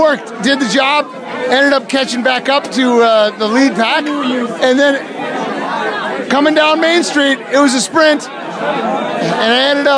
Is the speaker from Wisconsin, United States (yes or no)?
yes; Rhinelander, Wisconsin, United States; now in Duluth, United States; originally from Rhinelander